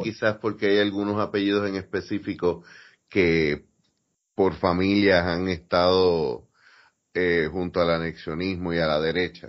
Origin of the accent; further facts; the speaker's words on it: Puerto Rico; somos puertorriqueños